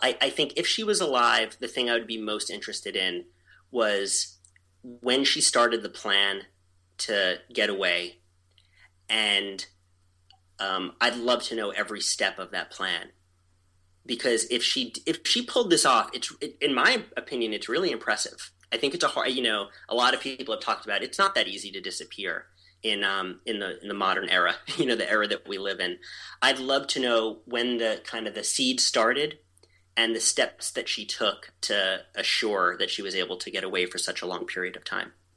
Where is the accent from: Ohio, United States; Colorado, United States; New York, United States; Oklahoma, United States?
New York, United States; moved away as an adult; also born or lived in Baltimore / New England; now in New Hampshire, United States; I grew up in New York, and then I lived in Baltimore, and then I moved to New England